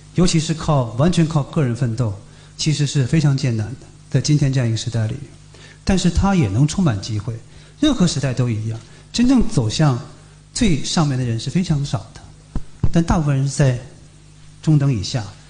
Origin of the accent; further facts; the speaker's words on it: Harbin, Heilongjiang, China; now in Beijing, China; 哈尔滨我们的老家冬天那么冷